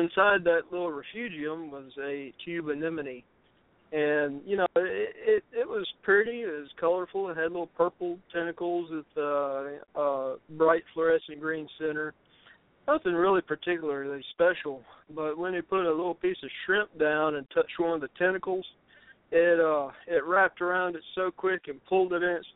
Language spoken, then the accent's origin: English; Louisiana, United States; I used to own a fish store in my hometown in Louisiana